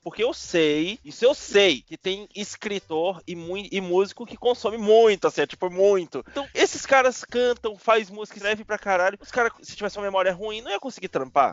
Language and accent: Portuguese; Salvador, Bahia, Brazil; now in São Paulo, Brazil; Eu, eu moro em Sampa tal, mas eu sou de Salvador. Eu, eu só cresci aqui, cheguei aqui nos anos 2000